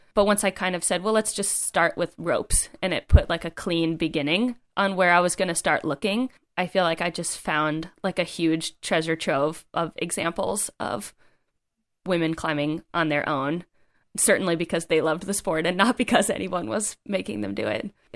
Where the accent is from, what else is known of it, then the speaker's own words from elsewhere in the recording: East Coast, United States; moved away; I'm from the East Coast